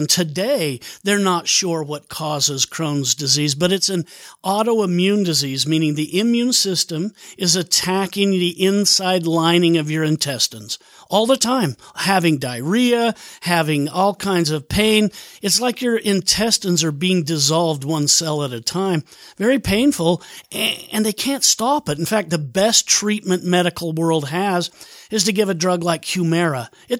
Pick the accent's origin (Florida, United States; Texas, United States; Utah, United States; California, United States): Utah, United States; Bountiful; born or raised there; also born or lived in Seattle